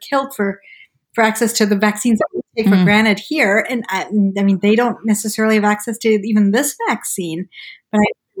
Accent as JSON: {"language": "English", "country": "Malawi", "tie": "born or raised there", "said": "I grew up in Malawi in Central Africa and we didn't have, you know, huge access to vaccines."}